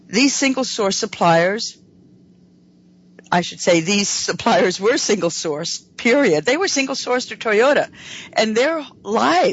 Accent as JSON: {"language": "English", "region": "New York", "country": "United States", "moved": "yes", "said": "I am from New York, but not in New York"}